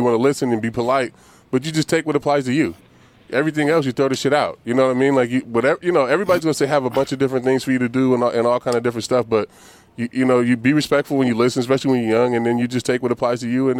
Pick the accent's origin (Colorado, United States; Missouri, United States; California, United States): California, United States; bro, I'm from California, dog. You thought I was Dominican.